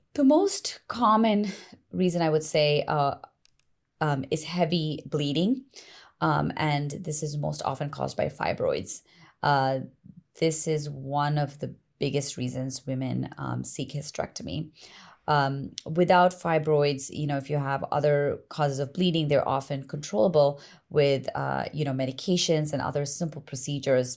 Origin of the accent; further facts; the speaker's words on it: East Coast, United States; moved away as an adult; also born or lived in Massachusetts / Connecticut / Long Island, New York; now in California, United States; I'm from the East Coast originally.